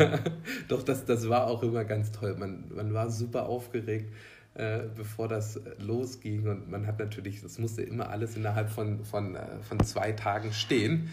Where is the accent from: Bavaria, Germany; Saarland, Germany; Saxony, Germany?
Bavaria, Germany; Elchingen; ich bin in Unterelchingen groß geworden